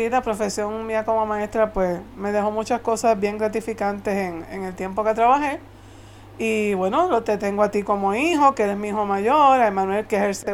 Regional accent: Puerto Rico; also born or lived in Santa Clara, Las Villas, Cuba; Tengo 59 años. Eh, nací en Cuba, como tú lo mencionaste. Eh, en el año 1962. Y lógicamente, pues sí, llegué a Puerto Rico siendo relativamente una niña chiquitita, entre 6 para 7 años, pero soy más puertorriqueña que cubana.

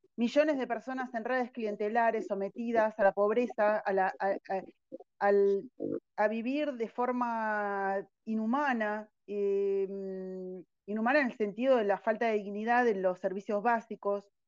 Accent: Argentina; somos todos argentinos

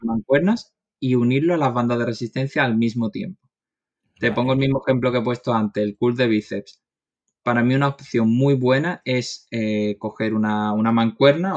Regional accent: Málaga, Andalusia, Spain; soy de Málaga, tengo 29 años

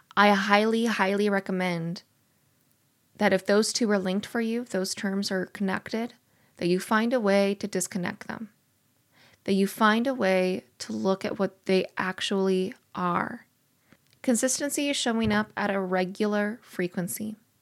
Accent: Missouri, United States; I'm from Missouri

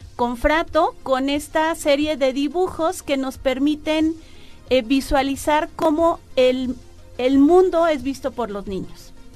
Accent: San Luis Potosí, Mexico; moved away as an adult; also born or lived in Guadalajara / Guanajuato; now in Hidalgo, Mexico; Yo nací en Guadalajara, eh, crecí en San Luis Potosí.

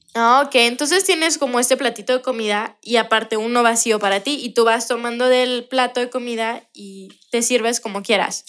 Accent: Mexico; nosotros los mexicanos

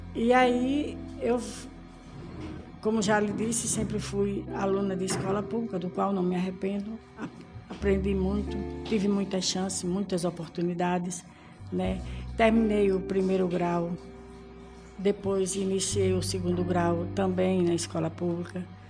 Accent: Brazil; sou brasileira

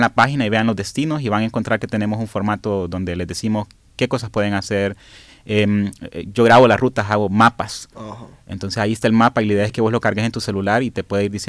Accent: La Ceiba, Atlántida, Honduras; yo soy de la Ceiba

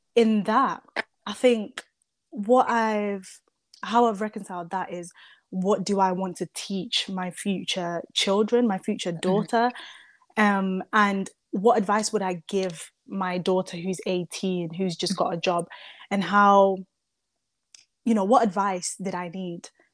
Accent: Zimbabwe; now in United Kingdom; the first half of my life, I was raised in Zimbabwe by mm-hmm. my dad

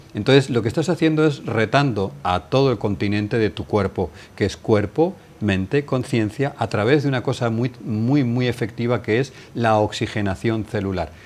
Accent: Valladolid, Castile and León, Spain; moved away as an adult; also born or lived in India; now in Marbella, Spain; tenía una muy buena posición en mi ciudad natal, Valladolid

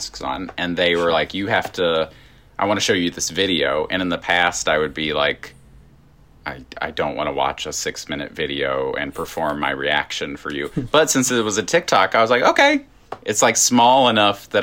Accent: Virginia, United States; accent: Southern; moved away; I am Southern, and you're not. I grew up in Virginia

